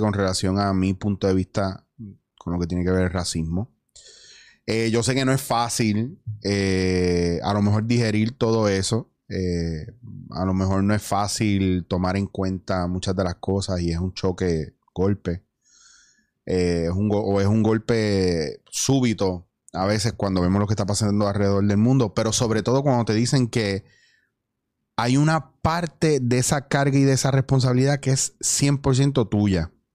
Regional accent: Puerto Rico; moved away as an adult; also born or lived in Spain / New York; yo extrañaba Puerto Rico

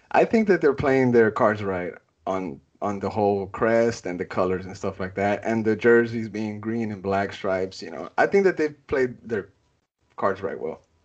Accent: Austin, Texas, United States; I'm born and raised in Austin, you know, I've never called anywhere else home

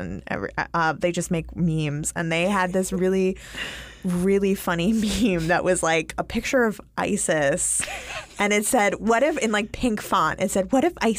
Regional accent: New York, United States; You know what? That's how I talk. We're from New York.

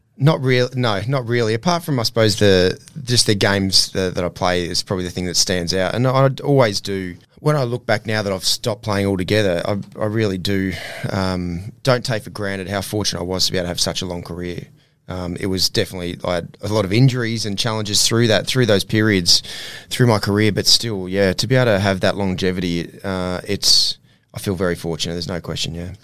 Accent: Ipswich, Queensland, Australia; growing up in Ipswich

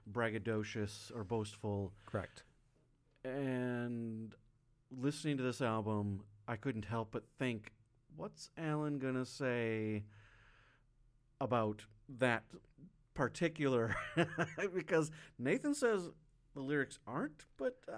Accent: Wyoming, United States; I grew up in Wisconsin. Yeah, I grew up, you know, same in Wyoming.

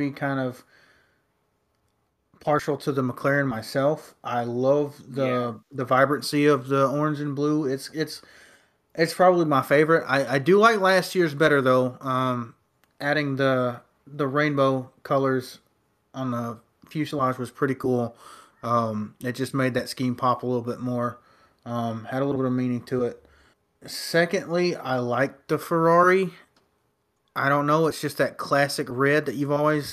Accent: United States; I'm American

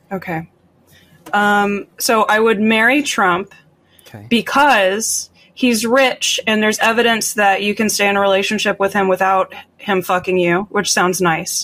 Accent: Florida, United States; I grew up in Florida

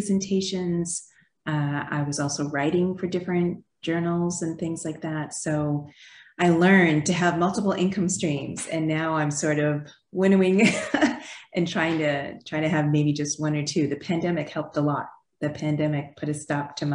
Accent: Canada; moved away as an adult; also born or lived in Quebec; now in United States; So I am an immigrant. I grew up in Canada. I have now lived in the United States longer than I did in Canada, but you'll probably still hear my accent

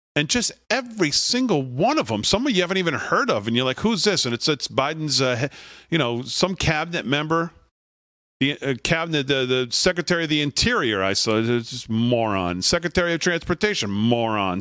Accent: Connecticut, United States; now in Long Island, United States; growing up in Connecticut

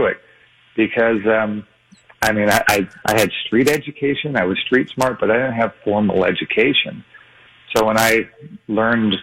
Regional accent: Hawaii, United States; moved away; also born or lived in Las Vegas; I grew up in Hawaii, too

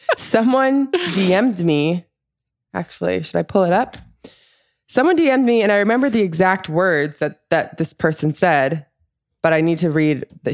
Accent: Florida, United States; growing up in Florida, paddleboarding is, like, a pretty normal thing that people

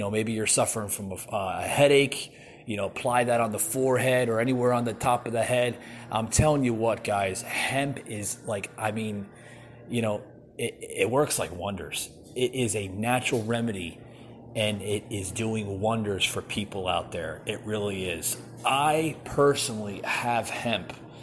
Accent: New Jersey, United States; that I grew up with in New Jersey

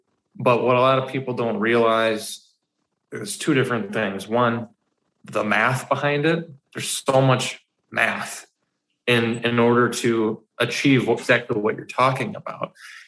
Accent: Forest Lake, Minnesota, United States; So I'm 28 years old right now. And I've had a lot happen in the last 28 years. I primarily say I grew up in Forest Lake, but I've lived I've lived in countless different cities ar

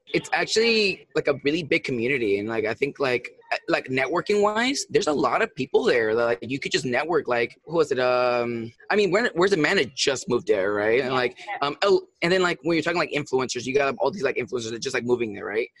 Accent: San Luis Obispo, California, United States; I'm originally from California. Um, I'm actually from a town called San Luis Obispo

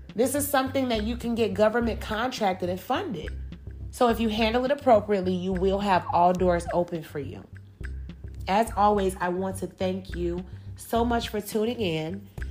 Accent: Chicago, Illinois, United States; moved away as an adult; now in Georgia, United States; I'm originally from Chicago, Illinois.

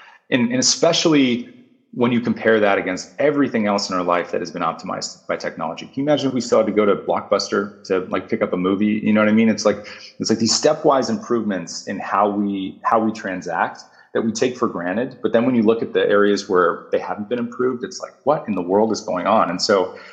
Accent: United States; as American consumers

